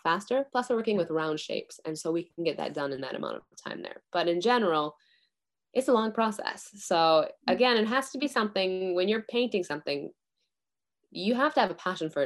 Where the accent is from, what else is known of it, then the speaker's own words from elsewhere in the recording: Midwest, United States; moved away as an adult; now in Japan; growing up in the Midwest in the US